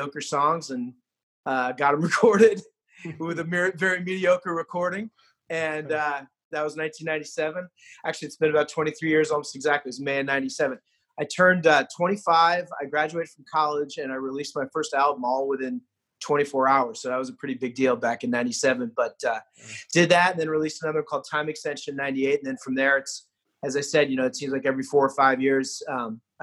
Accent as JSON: {"language": "English", "town": "Seattle", "region": "Washington", "country": "United States", "tie": "born or raised there", "also_born_or_lived": "California / Arizona / Texas / San Francisco", "moved": "yes", "lives_now": "Delaware, United States", "said": "I grew up in Seattle and, as I said, spent a lot of time in Arizona and Texas and California"}